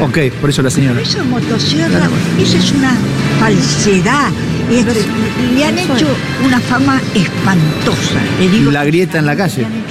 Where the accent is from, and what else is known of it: Colombia; now in Argentina